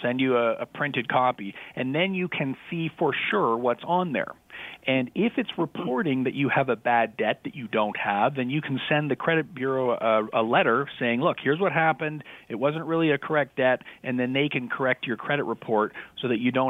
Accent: Canada; Even though I'm Canadian

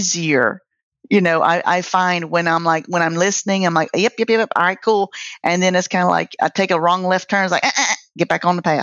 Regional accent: United States; accent: country; my country ass accent

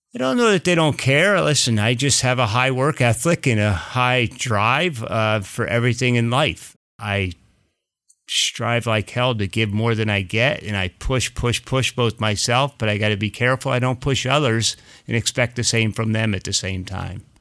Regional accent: Pennsylvania, United States; also born or lived in New Jersey; I was born in New Jersey and then lived, you know, after four my, the rest of my life in Pennsylvania.

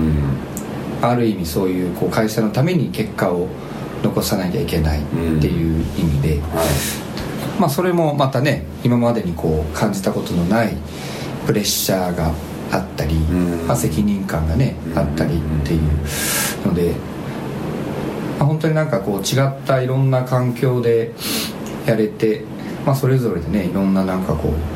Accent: Shizuoka, Japan; moved away; 地元が静岡だったから

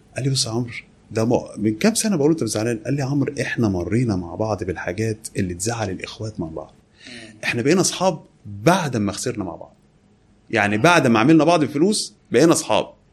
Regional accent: Kafr El Dawwar, Beheira, Egypt; now in Alexandria, Egypt; انا مسقط راسي كفر الدوار بحيره

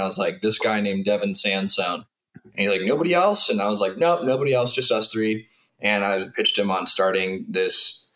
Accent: Southern California, United States; moved away as an adult; also born or lived in Washington State; I grew up in SoCal

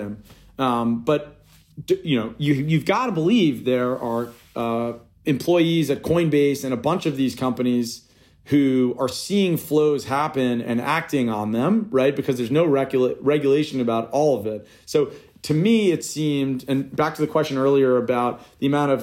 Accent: New York, United States; I grew up in New York

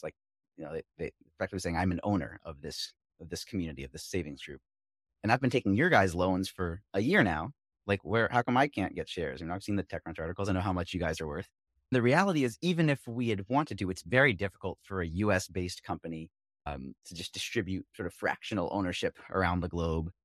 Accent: Philadelphia, Pennsylvania, United States; We both grew up in Philly

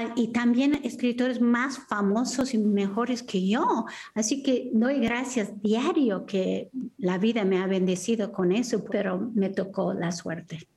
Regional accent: United States; moved away as an adult; now in San Miguel de Allende, Mexico; viví y nací en los Estados Unidos

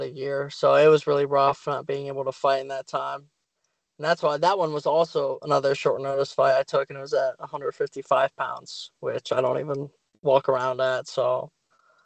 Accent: Ohio, United States; BCM, my hometown

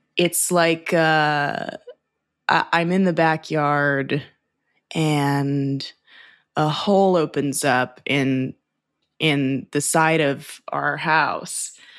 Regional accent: Los Angeles, California, United States; I'm from Los Angeles

